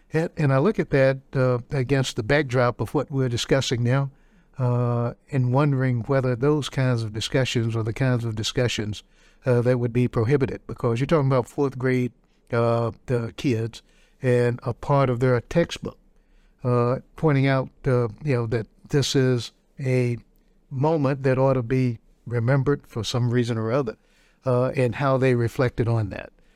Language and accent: English; Robeson County, North Carolina, United States; I grew up in Robertson County